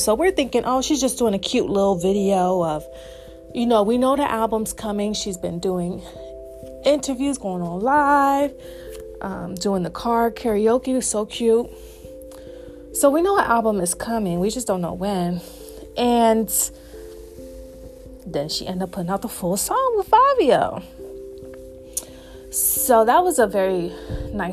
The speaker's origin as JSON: {"language": "English", "region": "the South", "country": "United States", "accent": "Southern", "said": "my little South accent"}